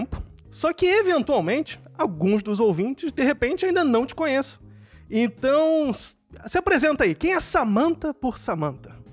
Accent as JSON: {"language": "Portuguese", "region": "Rio de Janeiro", "country": "Brazil", "moved": "as an adult", "lives_now": "Germany", "said": "eu cheguei aqui na Alemanha não tinha roupa de inverno nenhum, né? Que eu vim do Rio"}